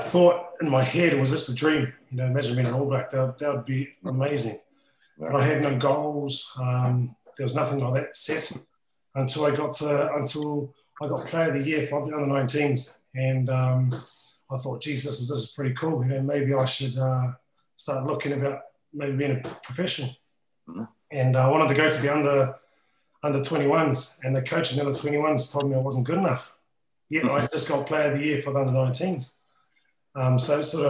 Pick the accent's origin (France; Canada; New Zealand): New Zealand; now in England, United Kingdom; as a Kiwi